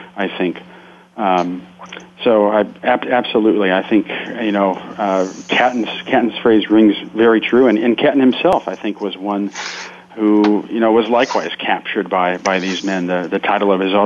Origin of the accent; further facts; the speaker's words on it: Akron, Ohio, United States; my hometown of Akron, Ohio